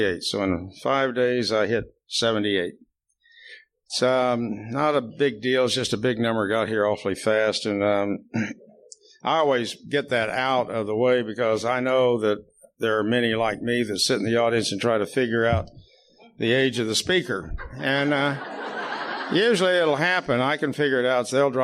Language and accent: English; Plainview, United States; That was some of my happiest childhood memories, are growing up in Plainview. And next month, about 2 weeks, I go back for my 60th high school reunion with a bunch of people.